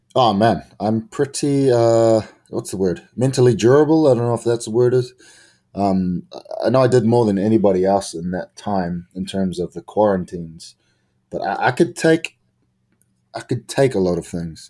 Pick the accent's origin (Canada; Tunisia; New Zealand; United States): New Zealand; I'm from New Zealand